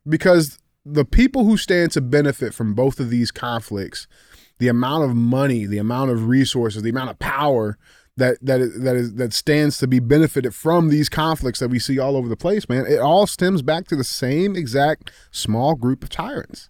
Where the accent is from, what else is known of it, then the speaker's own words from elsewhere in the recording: United States; as an American citizen